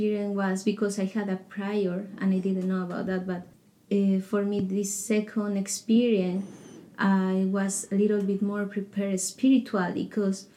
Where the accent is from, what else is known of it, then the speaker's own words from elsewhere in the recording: Colombia; moved away as an adult; I am from Colombia. I came here 3 years ago